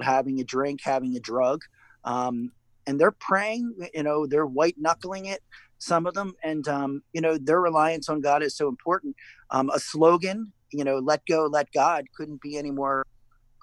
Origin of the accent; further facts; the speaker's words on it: Philadelphia, Pennsylvania, United States; I grew up in the Philadelphia area.